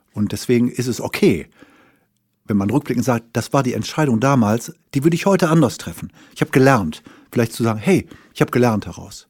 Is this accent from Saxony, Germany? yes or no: no; Wuppertal, North Rhine-Westphalia, Germany; ich bin also mal geboren irgendwann in Wuppertal